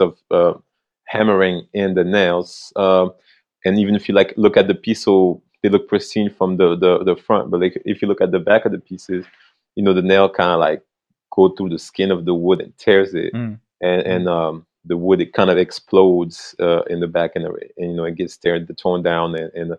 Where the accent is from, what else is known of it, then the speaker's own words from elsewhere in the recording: France; moved away; I came from France. That's where I grew up.